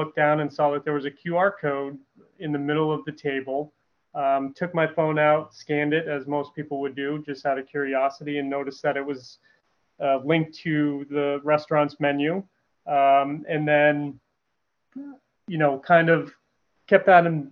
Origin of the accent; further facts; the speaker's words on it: New Hampshire, United States; moved away as an adult; also born or lived in Sarasota, Florida / Tampa, Florida; now in Florida, United States; I am originally from New England, born and raised in New Hampshire